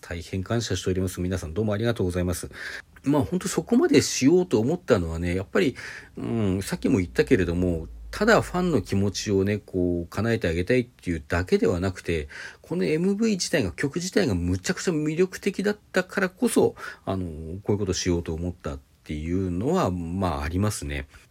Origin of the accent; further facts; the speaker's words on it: Hokkaido, Japan; 私、自分が北海道雪国出身だ